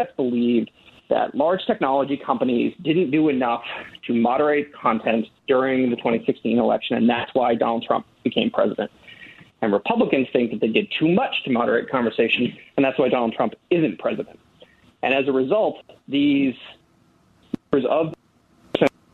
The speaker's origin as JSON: {"language": "English", "region": "Northern Maine", "country": "United States", "said": "I'm the son of a house painter and a nurse from Northern Maine, and I'm not from Silicon Valley."}